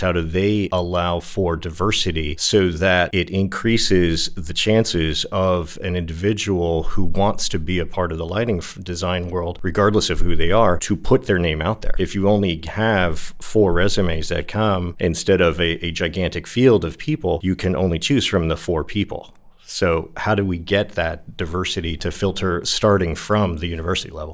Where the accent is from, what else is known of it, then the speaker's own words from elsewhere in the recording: New Jersey, United States; moved away; also born or lived in New York / Los Angeles; Living in New York, growing up in New Jersey, living in Los Angeles